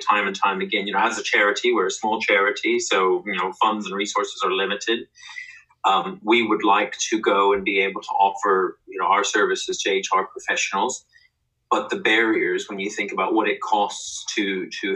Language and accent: English; United States; moved away as an adult; now in United Kingdom; as an American employee